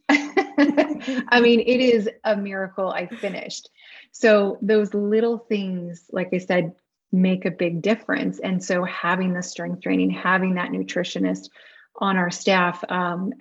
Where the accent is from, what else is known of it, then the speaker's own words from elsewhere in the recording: Ashland, Ohio, United States; also born or lived in St. Louis / Arkansas / Cleveland; now in Naperville, United States; I grew up in Ashland. So small Ashland.